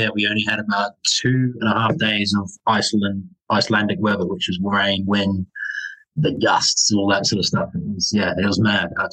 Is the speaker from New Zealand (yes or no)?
yes; New Zealand; moved away; growing up in New Zealand